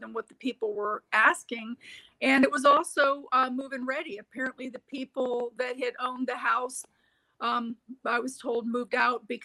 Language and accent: English; Florida, United States; I grew up in Florida